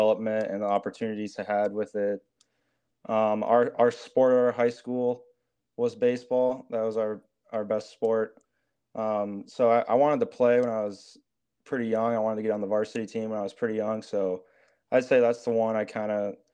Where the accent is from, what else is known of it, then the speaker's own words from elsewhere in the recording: Mason City, Iowa, United States; moved away as an adult; now in Minneapolis, United States; I'm from a small town in Iowa, Mason City, Iowa. It's North Iowa. I went to a small high school, Newman Catholic.